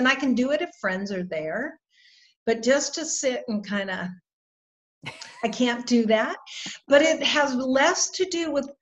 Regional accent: Reno, Nevada, United States; also born or lived in Australia; now in Jacksonville, United States; I was born and raised in Reno, Nevada

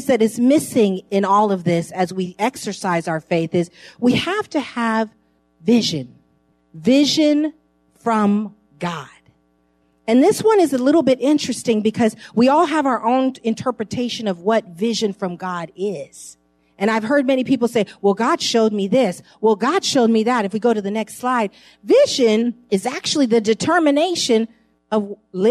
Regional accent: San Francisco, California, United States; I grew up in San Francisco, right close to Geary Street on Ellis

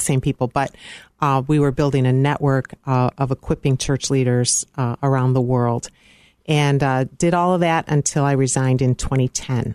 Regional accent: Park Ridge, Illinois, United States; I grew up in Park Ridge, Illinois

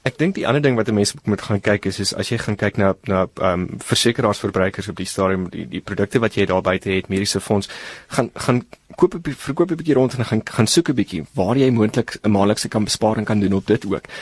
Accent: South Africa; ons as Suid-Afrikaners

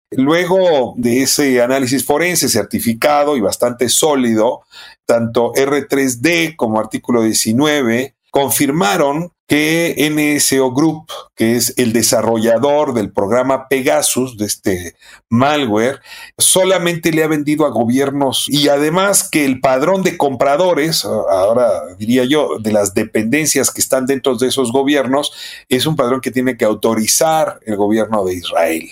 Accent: Mexico

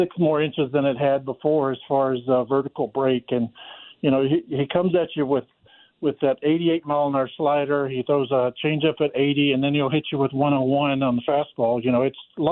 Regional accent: West Tennessee, United States; moved away; also born or lived in Florida; I grew up in West Tennessee.

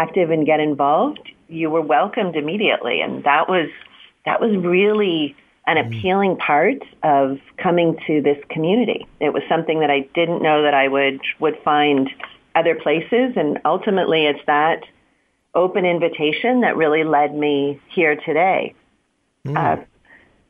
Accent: Pittsburgh, Pennsylvania, United States; moved away as an adult; now in Santa Clara County, United States; I was born and raised in Pittsburgh

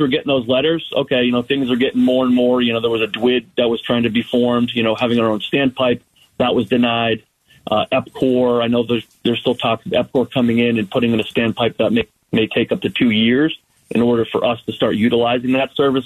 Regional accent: Massachusetts, United States; moved away as an adult; now in Rio Verde, United States; I'm from Massachusetts, so originally, you know, I've, I've had well water my entire life

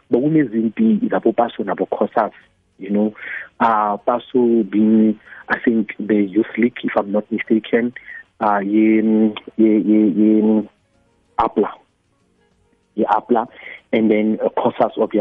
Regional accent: KwaThema, Gauteng, South Africa; moved away as an adult; now in Daveyton, South Africa; Yebo, eh ngizalele kwaThema, ngikhulele kwaThema. Uh, I've always been an Eastern guy.

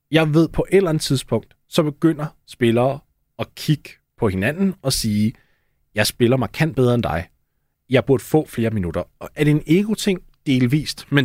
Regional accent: Denmark; Det er en af de organisationer, man har lidt svært ved at uh, kilder til som dansker, vil jeg sige.

